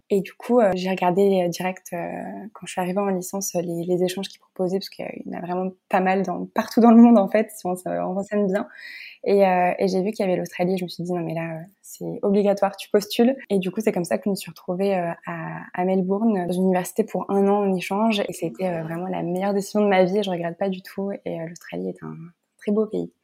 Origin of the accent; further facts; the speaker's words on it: Nice, Provence-Alpes-Côte d'Azur, France; also born or lived in Lyon; j'ai voulu revenir à ma ville natale Nice